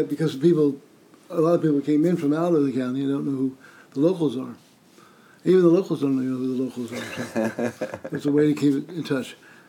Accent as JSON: {"language": "English", "town": "Absecon", "region": "New Jersey", "country": "United States", "tie": "born or raised there", "said": "I grew up in Absecon here. I live one block from my mother in my original home where I grew up."}